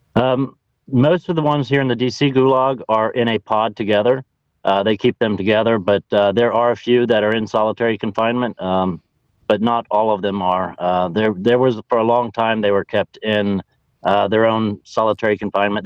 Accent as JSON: {"language": "English", "region": "Ohio", "country": "United States", "said": "I'm from Ohio"}